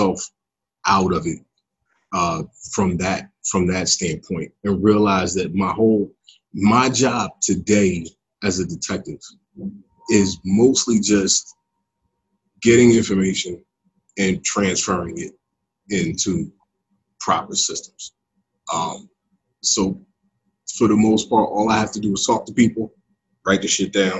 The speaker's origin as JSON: {"language": "English", "town": "Philadelphia", "region": "Pennsylvania", "country": "United States", "tie": "born or raised there", "said": "I'm from North Philly"}